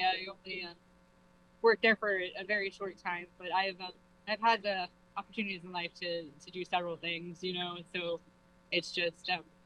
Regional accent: Georgia, United States; moved away as an adult; now in New Haven, United States; I'm originally from Georgia. I came here because my husband's father is ill and his family is here.

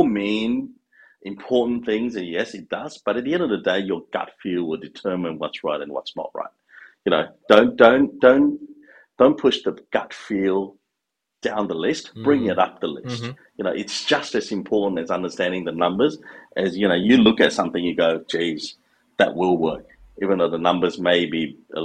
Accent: Queensland, Australia; English is a second language; also born or lived in Malaysia; I'm a Queenslander through and through

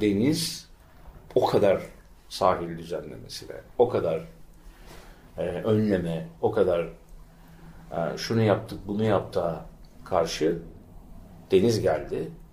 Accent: İzmir, Turkey; Bostanlı Deresi'nin yanında doğdum, büyüdüm

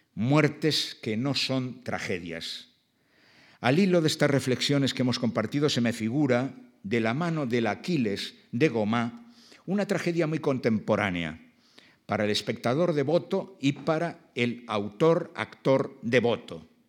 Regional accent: Basque Country, Spain; mi País Vasco

